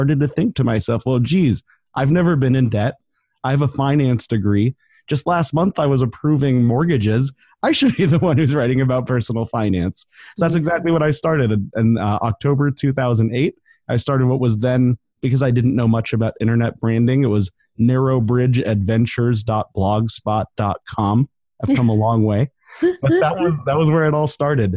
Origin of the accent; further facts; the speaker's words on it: Denver, Colorado, United States; moved away as an adult; also born or lived in Portland; now in Ventura, United States; I grew up in Denver. I was there about 25 years